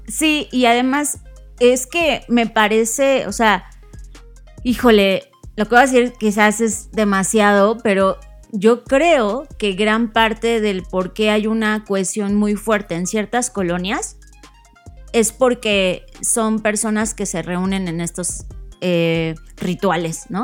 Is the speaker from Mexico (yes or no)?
yes; Mexico; yo como mexicana